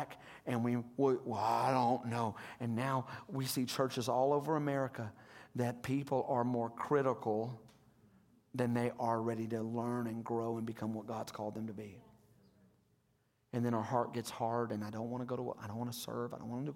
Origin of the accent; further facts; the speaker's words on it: Hot Springs, Arkansas, United States; I'm from Hot Springs, and I went to that church for 20 years